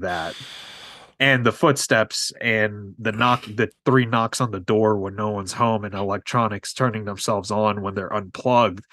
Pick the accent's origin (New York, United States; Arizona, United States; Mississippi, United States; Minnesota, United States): New York, United States; New York City; I grew up in New York City